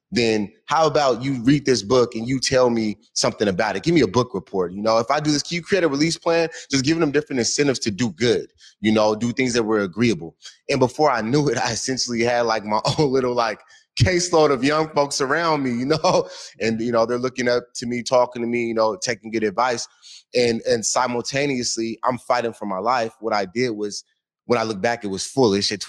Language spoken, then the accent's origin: English; Washington, United States; So my grandma took a hold of me. We was raised over in Yesler Terrace Projects. You know, heavily gang infested and whatnot.